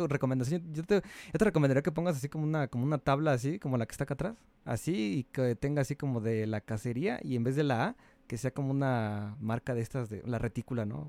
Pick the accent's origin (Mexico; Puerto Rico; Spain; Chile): Mexico; soy mexicano